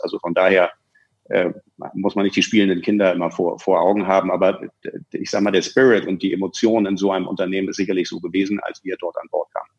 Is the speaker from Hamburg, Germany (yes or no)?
yes; Hamburg, Germany; now in Munich, Germany; eigentlich bin ich ja Hamburger und müsste da irgendwo bei euch in der Ecke sitzen, lebe aber seit 97 schon in München